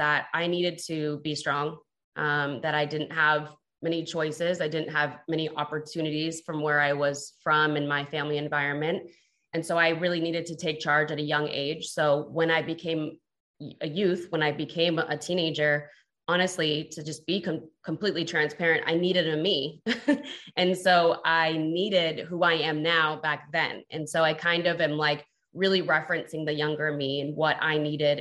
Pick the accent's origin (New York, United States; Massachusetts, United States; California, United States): Massachusetts, United States; Boston; also born or lived in El Paso, Texas; moved to Boston, Massachusetts, where I was raised